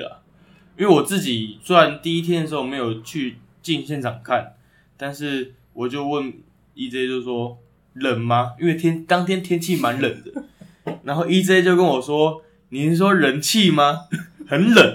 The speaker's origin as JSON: {"language": "Chinese", "region": "Taipei", "country": "Taiwan", "said": "我们台北人"}